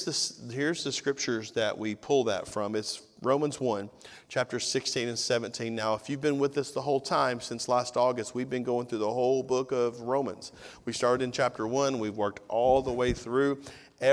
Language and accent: English; Tennessee, United States; now in Georgia, United States; I'm a missionary from Tennessee to Georgia, but.